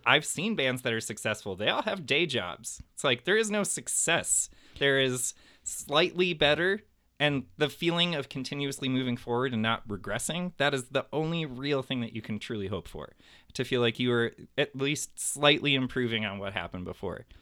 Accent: Highland Park, Illinois, United States; Highland Park

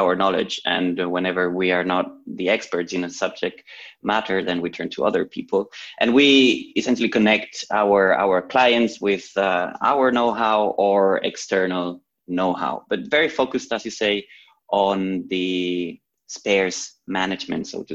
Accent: Barcelona, Catalonia, Spain; moved away as an adult; now in Zurich, Switzerland; So I'm originally from Barcelona, but many years ago I moved to Switzerland for my studies

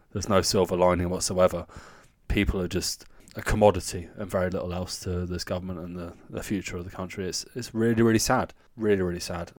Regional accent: the south of England, United Kingdom; moved away as an adult; now in Germany; even down south where I'm from

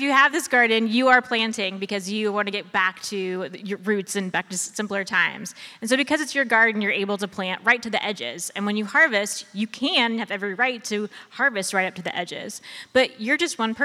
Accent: Ohio, United States; I am from Ohio, I did not grow up on a farm. I grew up in the suburbs

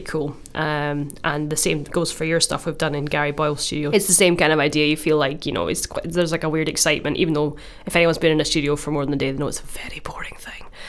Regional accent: Glasgow, Scotland, United Kingdom; I'm from Glasgow and I'm doing an E P for my school trip to Malawi.

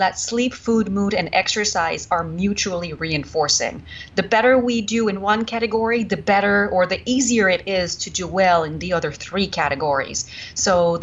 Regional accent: Canada; accent: French Canadian; English is a second language; moved away as an adult; now in United States; I was French Canadian. I am French Canadian

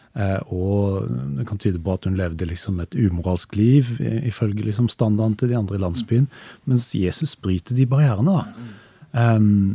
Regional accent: Stavanger, Rogaland, Norway; i de menighetene som, som fantes i Stavanger, der jeg vokste opp.

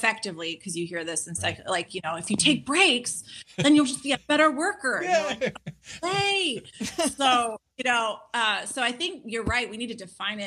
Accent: Los Angeles, California, United States; growing up in Los Angeles

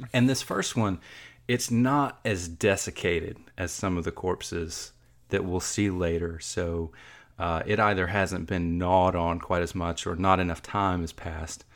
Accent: Georgia, United States; I'm from Georgia

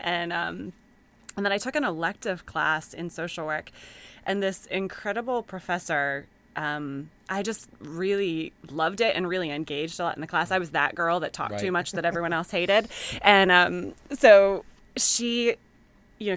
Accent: Western Pennsylvania, United States; moved away as an adult; also born or lived in Lancaster, Pennsylvania; now in Baltimore, United States; I grew up in Western Pennsylvania, Steelers country.

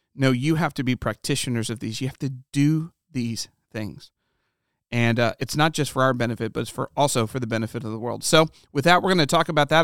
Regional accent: Ohio, United States; I grew up in the Midwest, and my wife did too. She grew up in Michigan, I grew up in Ohio

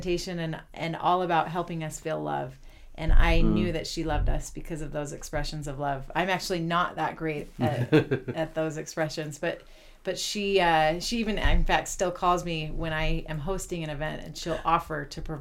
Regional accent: Salt Lake City, Utah, United States; moved away as an adult; also born or lived in Ann Arbor, Michigan / Chile; I grew up in Salt Lake, and I attended the University of Utah.

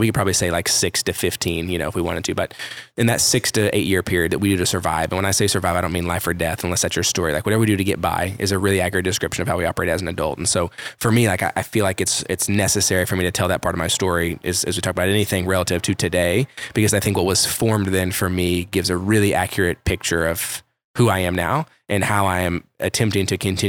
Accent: Carrollton, Texas, United States; also born or lived in Kansas; For those of you that are familiar with Dallas, Fort Worth, Carrollton Farmers Branch was kind of the area that I would say I grew up in / was like home base

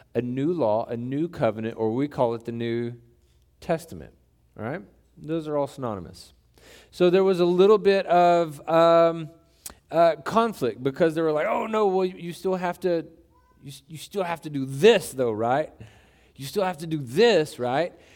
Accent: Texas, United States; we, we grew up in Texas

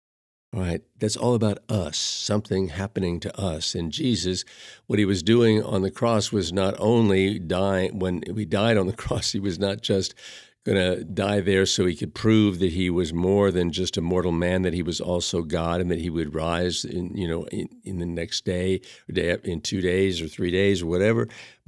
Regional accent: Chicago, Illinois, United States; as a Roman Catholic, I grew up in Chicago, and I was taught about sin

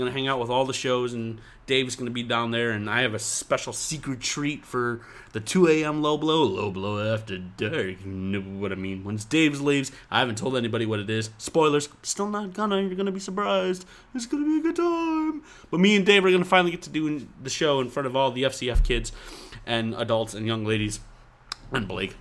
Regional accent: New York, United States; I'm from New York

